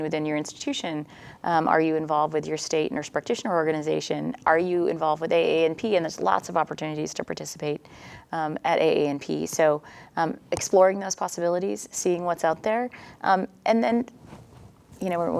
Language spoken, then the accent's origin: English; Maine, United States; moved away as an adult; also born or lived in Oregon; I'm from Maine, but didn't go to school there